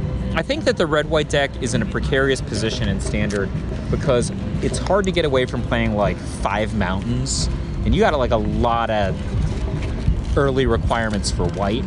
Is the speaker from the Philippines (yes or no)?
yes; Philippines; now in United States; I was born in the Philippines.